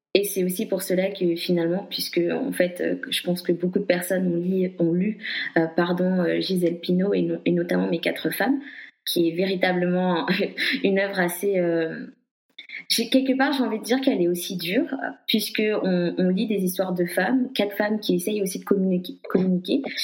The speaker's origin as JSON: {"language": "French", "country": "Guadeloupe", "said": "je suis guadeloupéenne"}